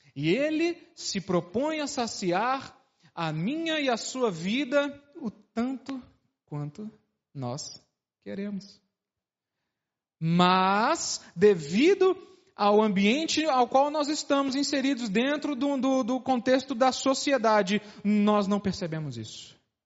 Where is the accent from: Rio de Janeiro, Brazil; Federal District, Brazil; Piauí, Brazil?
Federal District, Brazil; Brasília; also born or lived in Uberlândia; sou de Brasília